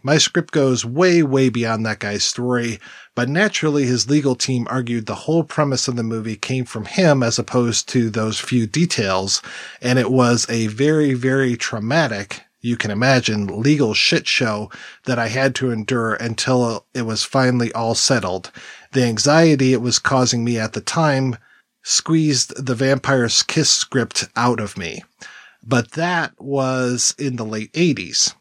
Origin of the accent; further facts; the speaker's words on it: Detroit, Michigan, United States; I'm from Detroit and we listen to a lot of Canadian radio stations